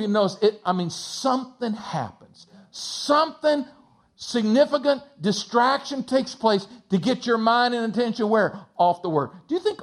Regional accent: Texas, United States; I grew up in a small town in between San Antonio and Austin, Texas

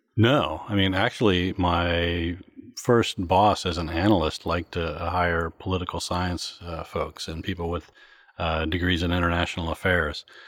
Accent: Morgantown, West Virginia, United States; now in Washington, D.C., United States; my hometown in Morgantown, West Virginia

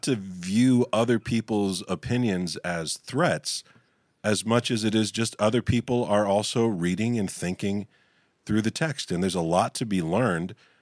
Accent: West Virginia, United States; I grew up in West Virginia, which is wild and wonderful.

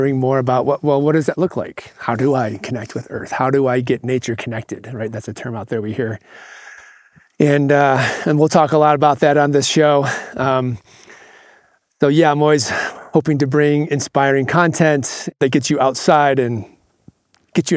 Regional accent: Michigan, United States; moved away; I grew up in Michigan, and for a good 10 to 12 years of my younger life before I headed off in the world, I grew up on a small farm

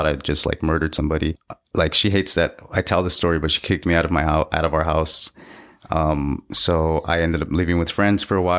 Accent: Los Angeles, California, United States; I was born in LA. I come from Mexican parents and native indigenous heritage.

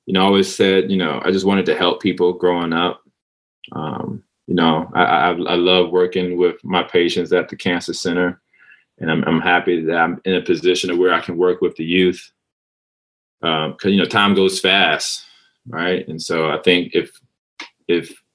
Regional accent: North Carolina, United States; moved away as an adult; also born or lived in Manhattan, New York; now in New York City, United States; I was in North Carolina from the age of 8 to 18. I'm from Manhattan, then I moved to North Carolina

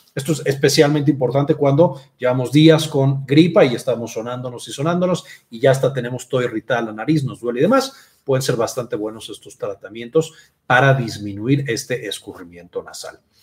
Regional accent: Mexico; soy de México y en México le decimos gripa

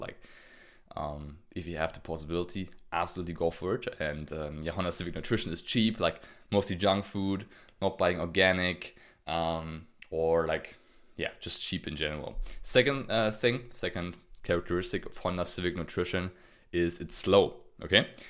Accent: Germany; I'm from Germany

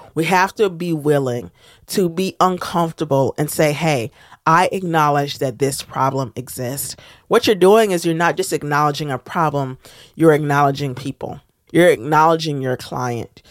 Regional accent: United States; as a Black American

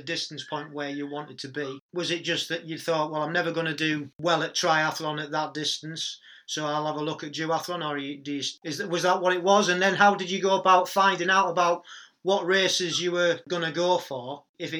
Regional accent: Stockton-on-Tees, North East England, United Kingdom; That's my hometown

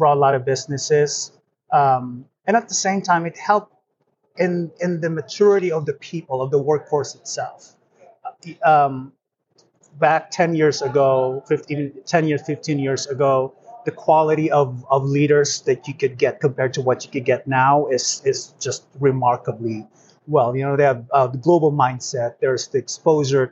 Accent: Philippines; moved away as an adult; also born or lived in Atlanta, United States; now in United States; I am Filipino

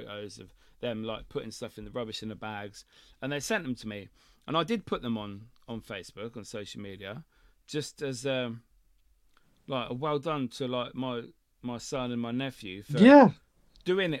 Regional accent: United Kingdom; I'm embarrassed to be from the fucking UK.

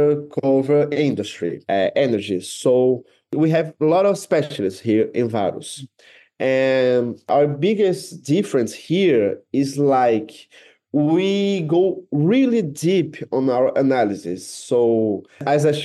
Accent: Brasília, Federal District, Brazil; English is a second language; moved away as an adult; now in Rio de Janeiro, Brazil; I was born in Rio, but my whole life, I grew up in Brasilia

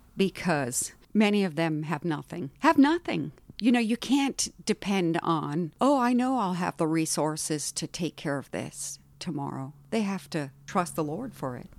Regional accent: India; moved away; also born or lived in Haiti; I was born in India and grew up in India

